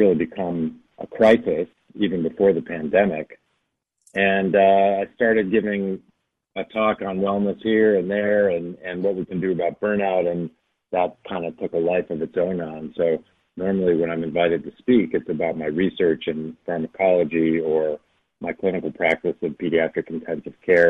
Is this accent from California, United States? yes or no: no; outside of Chicago, Illinois, United States; the home where I grew up outside of Chicago